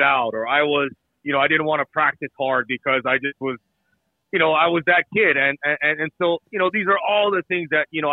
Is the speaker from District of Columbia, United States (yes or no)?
no; Hawaii, United States; moved away; I was to grow up there